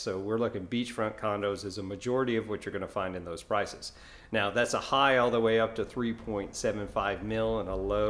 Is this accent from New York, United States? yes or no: yes; New York, United States; now in Florida, United States; I'm originally from New York